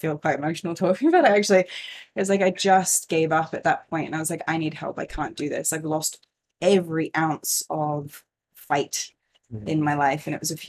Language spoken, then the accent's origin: English; Singapore; I grew up in Singapore. We moved there in 1992 and it was like super expat life, you know, lots of privilege.